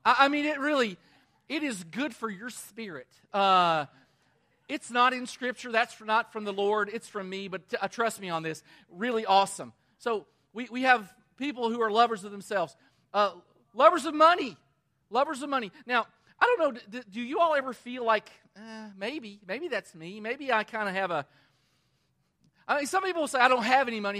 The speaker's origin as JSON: {"language": "English", "town": "Danville", "region": "Kentucky", "country": "United States", "tie": "born or raised there", "said": "my hometown of Danville, Kentucky"}